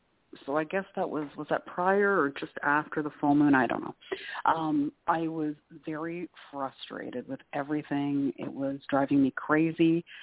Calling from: Canada; Oh, hi, Claire. … from Canada.

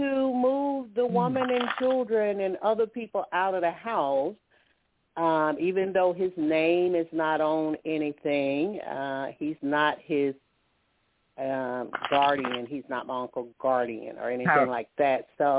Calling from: Alabama, United States; I'm calling from Alabama.

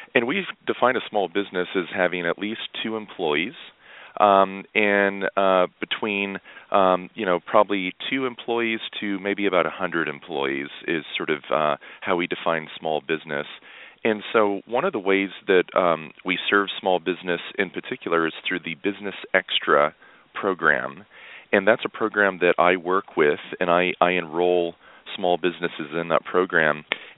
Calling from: Fort Worth, Texas, United States; Just south of Dallas-Fort Worth International Airport in Fort Worth, Texas.

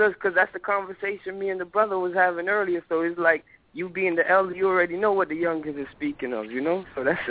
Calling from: Charlotte, North Carolina, United States; I'm calling from North Carolina right now.

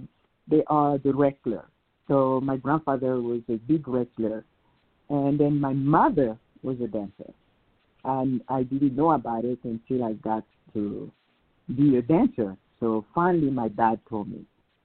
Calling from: Salt Lake City, Utah, United States; I'm calling you from Salt Lake City, Utah.

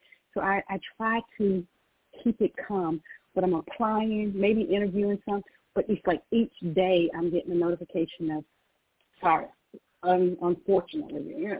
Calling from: Georgia, United States; I'm calling from Georgia

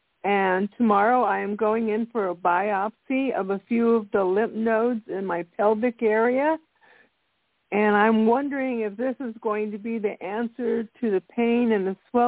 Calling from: Texas, United States; I'm calling from Texas.

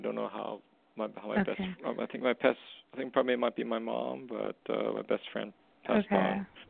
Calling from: Canada; I'm calling from Canada.

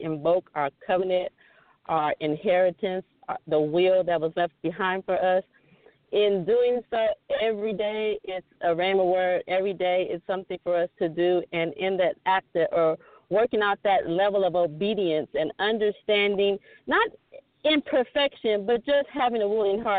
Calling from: Goodyear, Arizona, United States; I'm calling in from Goodyear, Arizona.

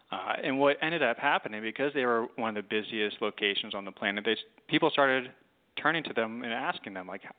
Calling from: Mount Pleasant, South Carolina, United States; And I am in the suburbs of Charleston, South Carolina, Mount Pleasant, South Carolina.

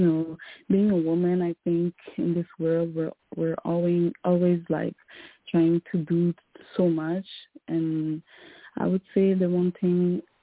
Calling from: Montreal, Quebec, Canada; I'm calling from Montreal, Canada.

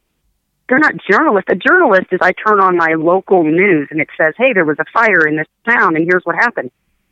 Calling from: Pennsylvania, United States; from Pennsylvania.

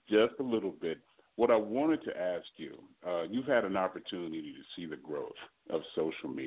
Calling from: Texas, United States; I'm calling from Texas.

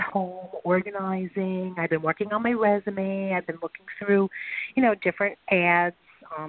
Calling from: New York, United States; I am calling from New York.

